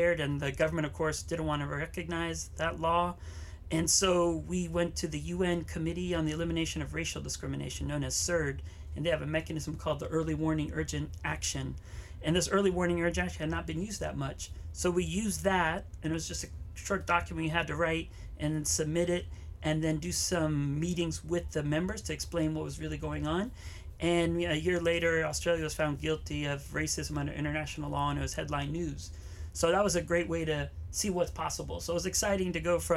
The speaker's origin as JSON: {"language": "English", "town": "Waianae", "region": "Hawaii", "country": "United States", "tie": "born or raised there", "said": "I grew up here in Hawaii, up in Waianae"}